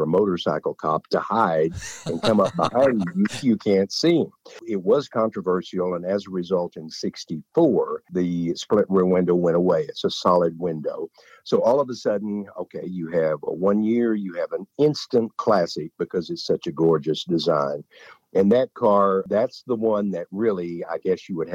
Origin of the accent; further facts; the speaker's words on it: Hugo, Oklahoma, United States; that was our local downtown theater in Hugo, Oklahoma.